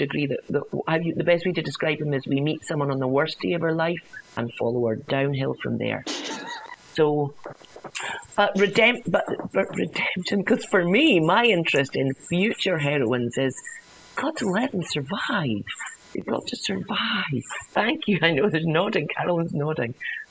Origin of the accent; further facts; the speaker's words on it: Scotland, United Kingdom; now in California, United States; I am a Scot in California.